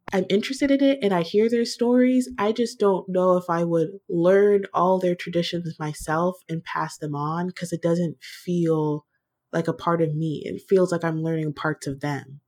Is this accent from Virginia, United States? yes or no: yes; Virginia, United States; I was born in Virginia